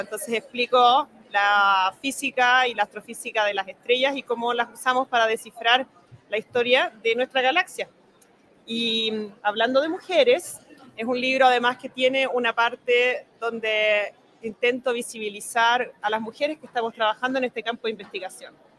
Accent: Santiago, Santiago Metropolitan Region, Chile; moved away as an adult; also born or lived in Germany / France / England; Yo soy de Santiago

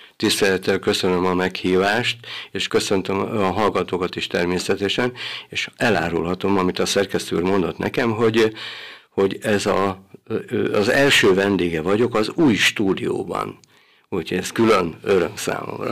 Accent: Hahót, Zala, Hungary; now in Szekszárd, Hungary; Itt születtem 1954-ben, és itt nőttem föl gyermekként

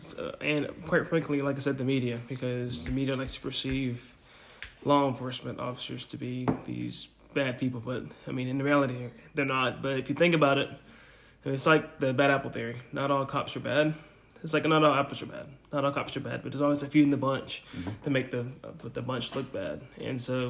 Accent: Helena, Alabama, United States; I'm from Helena, Alabama

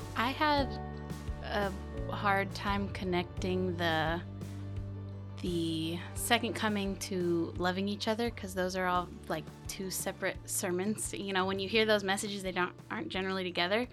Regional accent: Keene, Texas, United States; I am born and raised Keenite. I have spent pretty much my entire life in Keene

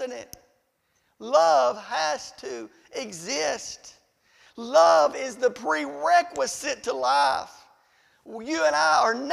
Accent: Riceville, United States; I'm from Riceville

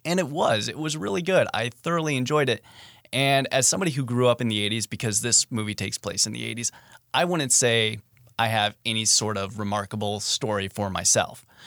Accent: Midwest, United States; I grew up in the Midwest

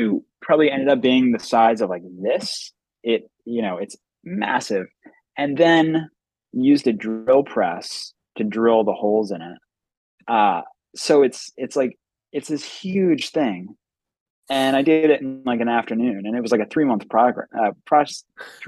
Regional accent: Philadelphia, Pennsylvania, United States; moved away as an adult; now in Boston, United States; I was born in West Philadelphia. But yeah, I'm from Philadelphia. You know, I grew up in the city

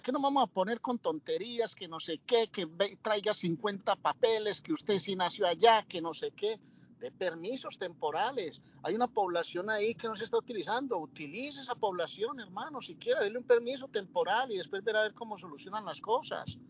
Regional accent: Colombia; now in Spain

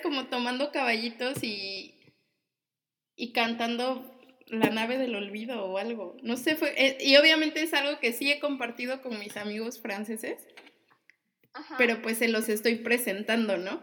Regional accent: Mexico; moved away as an adult

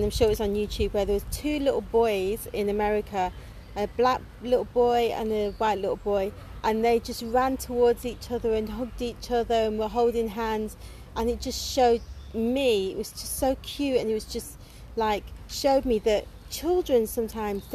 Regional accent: United Kingdom; I class myself as black British because I was born here

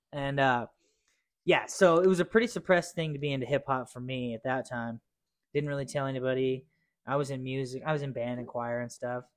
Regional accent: Cheyenne, Wyoming, United States; also born or lived in Torrington, Wyoming; I was born and raised here in Cheyenne, our lovely old town.

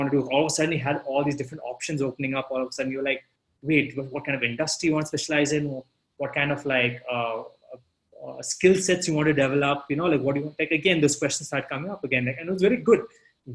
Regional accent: South India, India; also born or lived in Gurgaon, India / Delhi, India; now in New York, United States; as a South Indian, I wear, like, kurta

